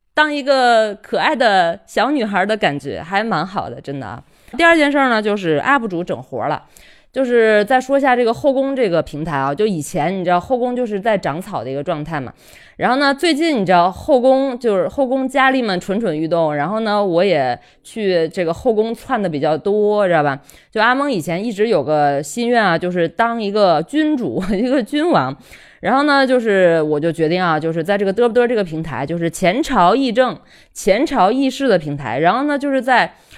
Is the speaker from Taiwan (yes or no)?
no; China; 生在心中国、长在红旗下的一枚受保护的妇女